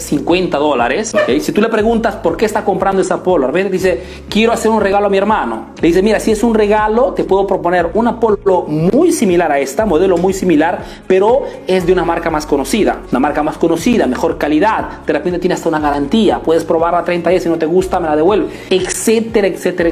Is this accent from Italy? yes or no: yes; Italy; Spanish is a second language; also born or lived in Peru; yo he crecido aquí en Italia, ¿ok? Eh, vivo en Italia, hago negocios en Italia, pero soy de origen peruana